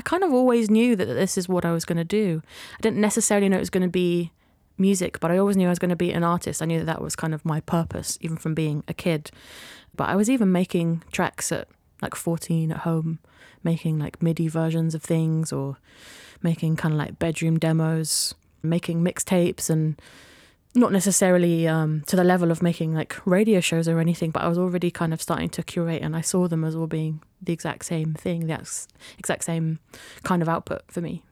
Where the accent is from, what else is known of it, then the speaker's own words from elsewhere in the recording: Yorkshire and the Humber, United Kingdom; growing up in Yorkshire, there was lots of brass bands